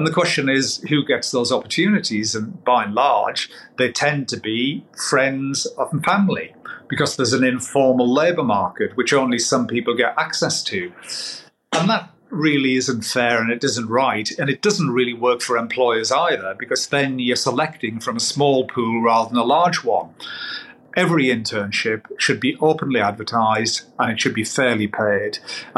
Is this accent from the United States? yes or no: no; North East England, United Kingdom; I'm a Geordie, but my friends in Geordie land say that I'm the poshest Geordie that they know.